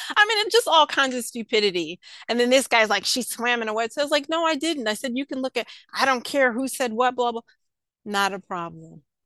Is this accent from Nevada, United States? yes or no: no; New York, United States; I grew up in New York.